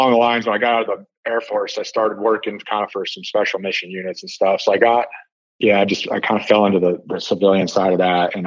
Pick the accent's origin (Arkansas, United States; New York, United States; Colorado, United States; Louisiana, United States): Colorado, United States; Colorado Springs; moved away; My mom's family goes back, like, I think I was fifth generation on her side from Colorado Springs